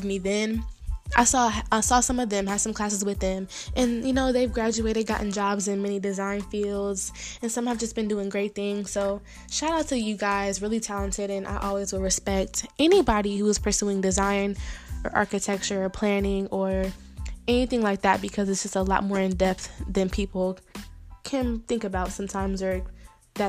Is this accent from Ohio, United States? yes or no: yes; Dayton, Ohio, United States; I'm from Dayton